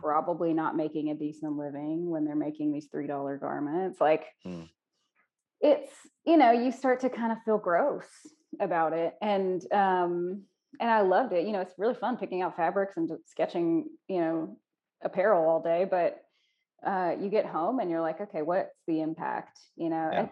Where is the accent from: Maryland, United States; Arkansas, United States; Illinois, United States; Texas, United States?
Arkansas, United States; Pine Bluff; I'm from Pine Bluff originally